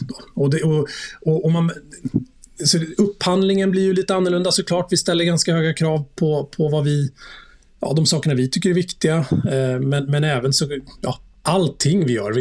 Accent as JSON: {"language": "Swedish", "area": "outside Stockholm", "region": "Stockholm County", "country": "Sweden", "tie": "born or raised there", "also_born_or_lived": "Munich, Germany", "said": "Jag är uppvuxen i, utanför Stockholm. Jag har bott här i stort sett hela mitt liv."}